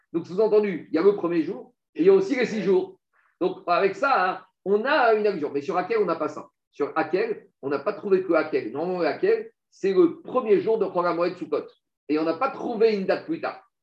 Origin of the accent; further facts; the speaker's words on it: France; moved away; on a des mauvaises racines, on a des mauvaises influences quand on a grandi en France